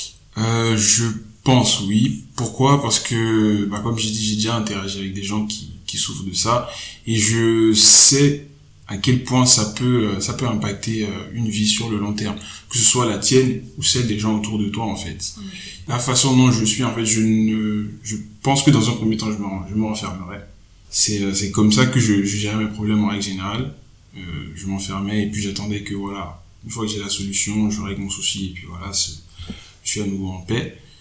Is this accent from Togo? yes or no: yes; Togo; moved away; j'ai grandi au Togo.